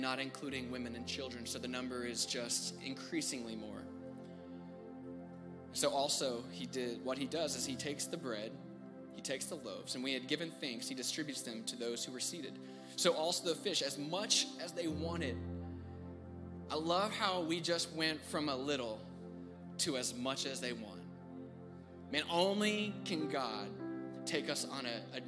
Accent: Houston, Texas, United States; I am from Houston, born and raised.

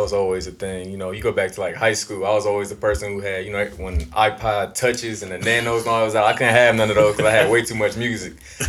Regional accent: Columbus, Ohio, United States; Yeah, Columbus, yep.

